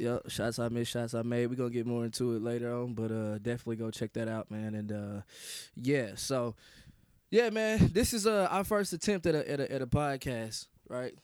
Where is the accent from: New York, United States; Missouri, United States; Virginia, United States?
Missouri, United States; Kansas City; I hail from the great, you know what I'm saying, state of Missouri, man, Kansas City, Missouri